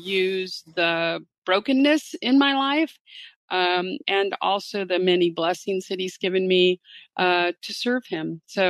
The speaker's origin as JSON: {"language": "English", "region": "Southern California", "country": "United States", "tie": "born or raised there", "said": "I was raised in Southern California pretty much by a single mom. And we, although from time to time we would go to the Lutheran church, we were not like what you would call a Christian family."}